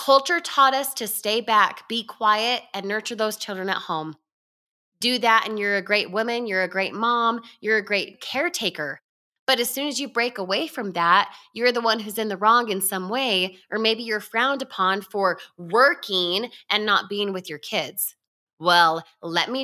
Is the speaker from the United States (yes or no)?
yes; Utah, United States; I was born and raised in Utah